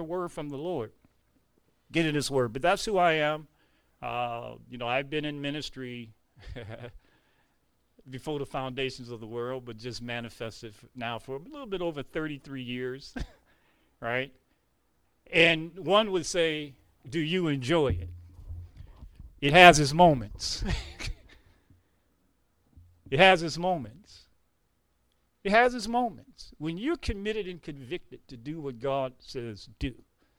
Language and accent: English; Detroit, Michigan, United States; moved away as an adult; now in North Carolina, United States; I am from here, Detroit, Michigan, born, raised, right, homegrown in the city.